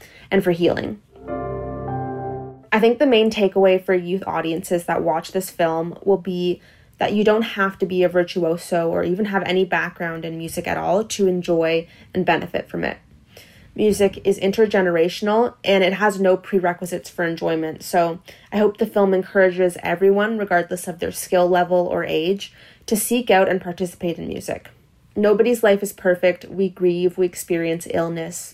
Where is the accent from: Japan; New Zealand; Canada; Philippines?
Canada; Toronto, Ontario; I'm from Toronto, Canada